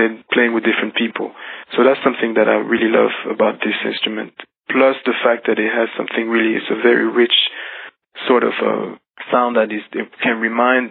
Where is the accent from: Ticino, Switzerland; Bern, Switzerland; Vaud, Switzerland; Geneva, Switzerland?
Geneva, Switzerland; I grew up in Switzerland, in Geneva, and kind of outside of Geneva, a little bit on the countryside